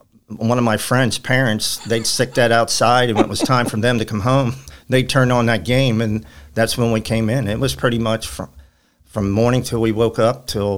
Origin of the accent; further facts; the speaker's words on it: Bellevue, Kentucky, United States; yeah, St. Anthony, when I grew up in Bellevue, just like you said, the summer festival, bingos